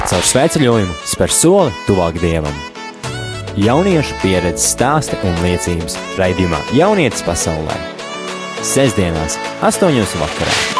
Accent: Valka, Vidzeme, Latvia; esmu no Valkas, kur es dzīvoju pilsētā desmit gadus bez baznīcas

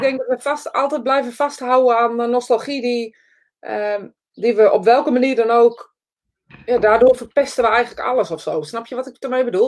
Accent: Netherlands; we zijn Nederlanders

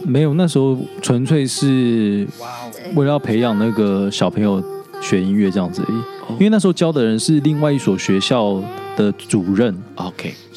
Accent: Yilan County, Taiwan; 我是宜兰人，所以是比较乡下的国小

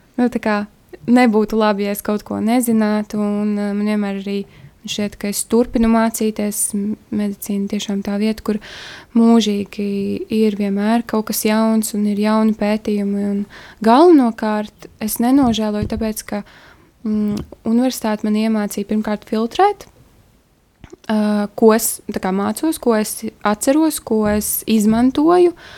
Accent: Kuldīga, Kurzeme, Latvia; moved away as an adult; now in Riga, Latvia; es nāku no Kuldīgas, mazas pilsētas, un tad es iebraucu Rīgā

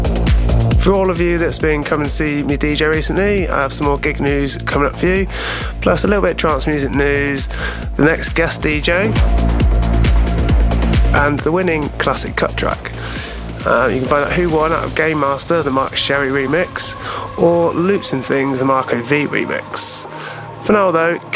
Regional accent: Witney, South East England, United Kingdom; Windrush Radio is actually a station from my hometown, Whitney

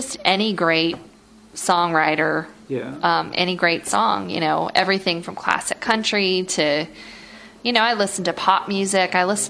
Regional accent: Utah, United States; In my home state of Utah.

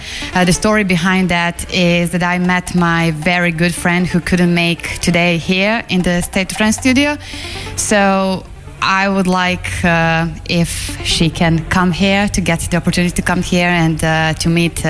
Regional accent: Belgrade, Serbia; I'm coming from Belgrade, Serbia.

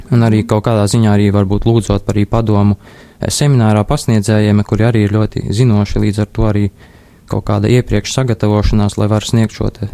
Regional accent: Līvāni, Latgale, Latvia; es esmu no Līvāniem, esmu no Līvānu Romas katoļu draudzes.

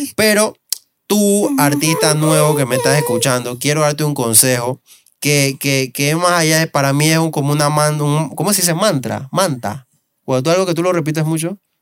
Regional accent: Panama; somos un país caribeño

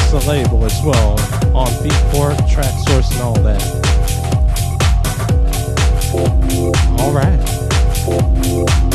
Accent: Midwest, United States; I'm from the Midwest, you know, that's what we do, we play that kind of stuff

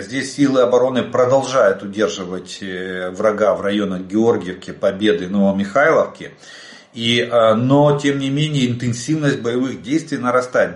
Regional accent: Ukraine; мы из Украины

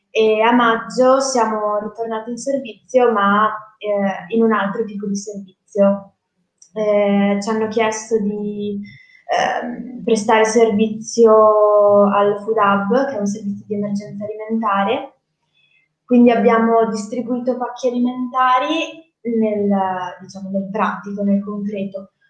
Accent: Genoa, Liguria, Italy; sono di Genova, ma ho vissuto a finale, sono tornata a Genova

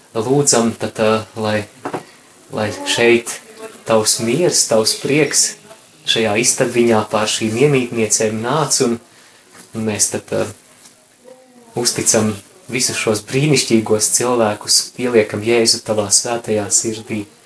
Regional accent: Daugavpils, Latgale, Latvia; es esmu no Daugavpils

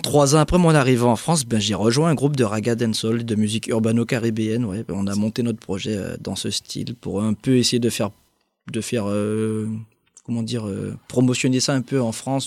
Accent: Guadeloupe; je suis des Antilles, de Guadeloupe

